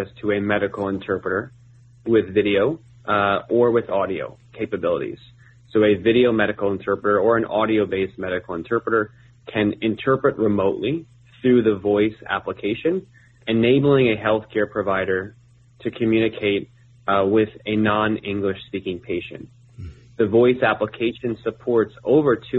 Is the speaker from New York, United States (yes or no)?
no; New Jersey, United States; moved away as an adult; also born or lived in Chapel Hill, North Carolina / Montreal, Canada; born and raised in New Jersey, grew up there.